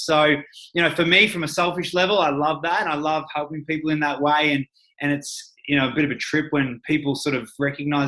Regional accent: Ballarat, Victoria, Australia; I grew up in Ballarat, small town

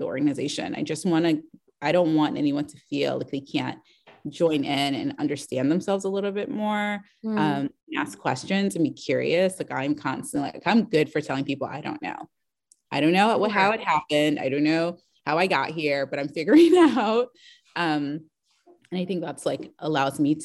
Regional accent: Washington, District of Columbia, United States; I grew up in, you know, Washington, DC. I'm not from the South.

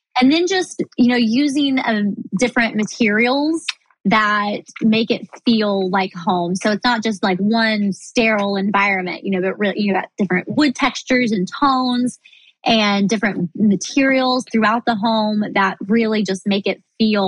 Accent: Midwest, United States; But, you know, I grew up in the Midwest. My family were farmers, you know, in years past.

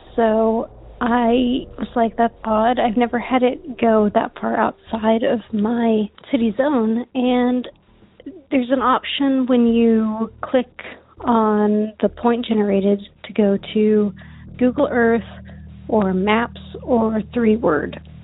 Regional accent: Texas, United States; I'm from Texas

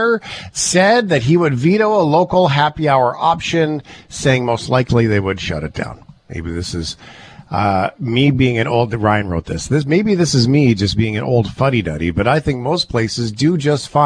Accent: Port Alberni, British Columbia, Canada; moved away; I grew up in Port Alberni. And we had to move away in 1984 because everything that was changing with the mills, my dad was a millwright. We moved to Alberta

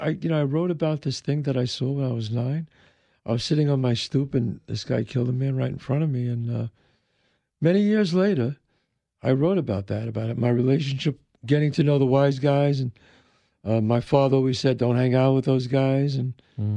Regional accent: New York City, New York, United States; now in Westchester, United States; Bronx was, I grew up 187 in Belmont, and it was a great, great upbringing.

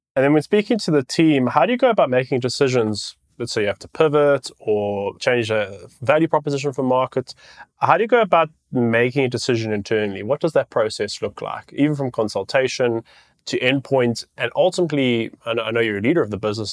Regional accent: South Africa; I'm a South African

